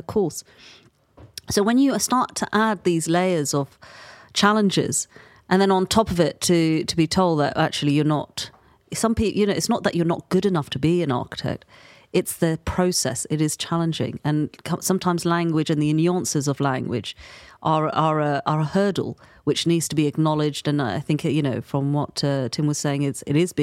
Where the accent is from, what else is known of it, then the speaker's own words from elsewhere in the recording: London, United Kingdom; born and raised in London